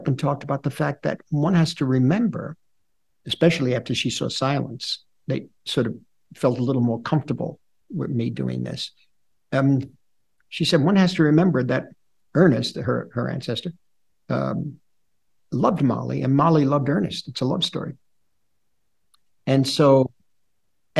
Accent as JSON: {"language": "English", "region": "New York", "country": "United States", "tie": "born or raised there", "said": "I am a New Yorker. I grew up in the lower East Side of New York."}